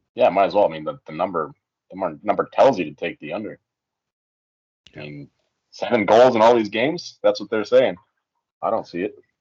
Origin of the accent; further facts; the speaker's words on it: Canada; as a Canadian